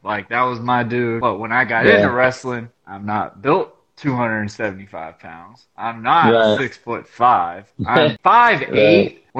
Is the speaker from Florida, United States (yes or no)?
yes; Jacksonville, Florida, United States; also born or lived in New Groton, Connecticut / Miami; I was born in New Groton, Connecticut, pretty much raised in Jacksonville and the Miami area due to my dad being in the Navy.